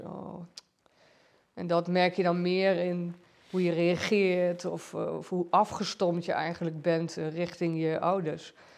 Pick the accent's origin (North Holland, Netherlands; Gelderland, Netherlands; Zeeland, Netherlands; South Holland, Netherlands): Gelderland, Netherlands; Giesbeek; also born or lived in Arnhem / Doesburg; ik ben getogen en geboren in Giesbeek